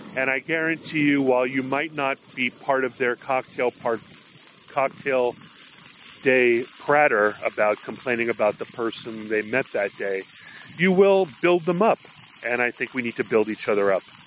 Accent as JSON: {"language": "English", "region": "Hawaii", "country": "United States", "tie": "born or raised there", "moved": "yes", "said": "growing up in Hawaii"}